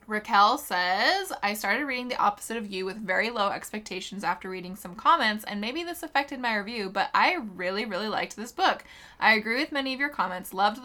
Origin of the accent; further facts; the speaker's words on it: Kentucky, United States; it's very probably because I'm a redneck from Kentucky